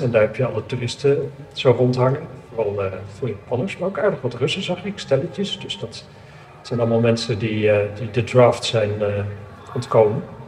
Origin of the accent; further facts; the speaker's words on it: Amsterdam, North Holland, Netherlands; ik kom uit Amsterdam